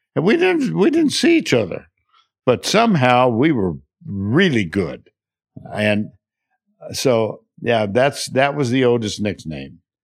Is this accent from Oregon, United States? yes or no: no; Austin, Texas, United States; I grew up in Austin, so I was familiar with Texas